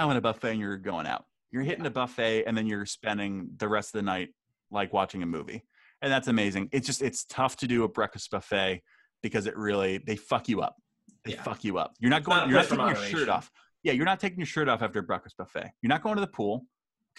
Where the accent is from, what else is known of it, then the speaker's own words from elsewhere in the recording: Hanover, New Hampshire, United States; the buffet in my hometown, the Everything EBAs, Everything But Anchovies, closed down. It was a Hanover classic